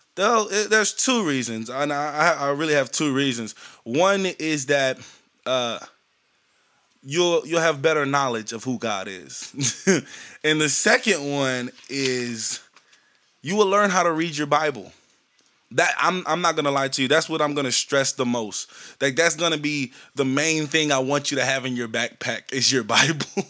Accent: Shreveport, Louisiana, United States; also born or lived in San Bernardino, California; I was born in San Bernardino, California. I was raised in Shreveport, Louisiana

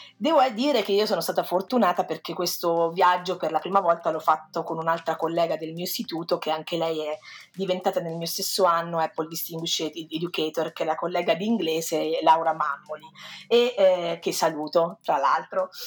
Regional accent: Perugia, Umbria, Italy; vengo da Perugia

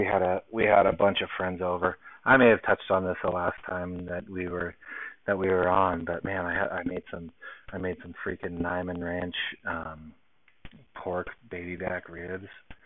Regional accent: Long Beach, California, United States; now in Salt Lake City, United States; my hometown, Long Beach

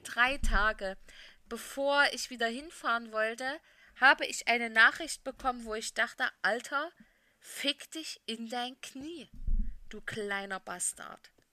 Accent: Saxony, Germany; meinem Heimatbundesland Sachsen

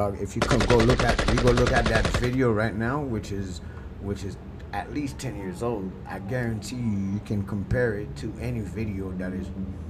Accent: Haiti; now in Miami, United States; I'm from Haiti.

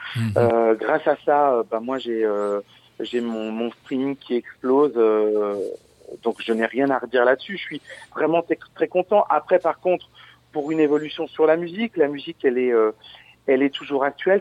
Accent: Verdun, Grand Est, France; also born or lived in Audainville; je suis de Verdun, j'ai fait de la musique, j'étais à l'école de musique à Verdun.

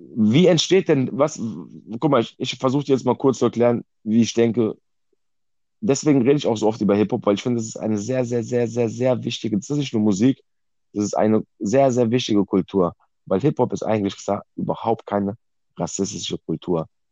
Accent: Germany; ich bin in Deutschland geboren, weil meine Eltern auch nach Deutschland gekommen sind, ja. So. Ich bin direkt hier geboren

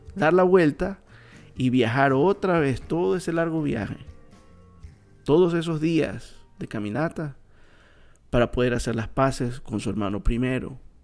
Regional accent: Coast, Ecuador; yo soy de Ecuador y yo soy de una parte del Ecuador que es la costa

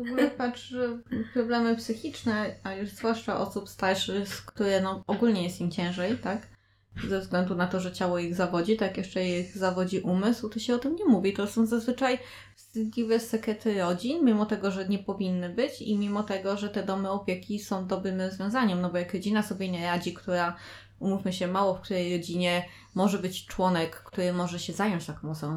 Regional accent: a village in Opole region, Opole Voivodeship, Poland; ja pochodzę z opolskiej wsi

